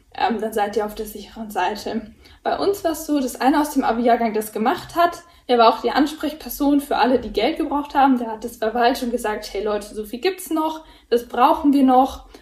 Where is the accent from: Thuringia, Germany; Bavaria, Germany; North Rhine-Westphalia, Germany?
Bavaria, Germany; Erlangen; Bei uns in Erlangen